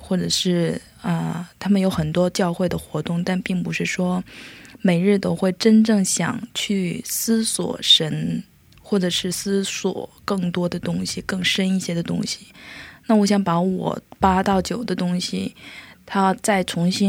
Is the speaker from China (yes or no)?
yes; China; moved away as an adult; now in South Korea; 因为我是在中国长大，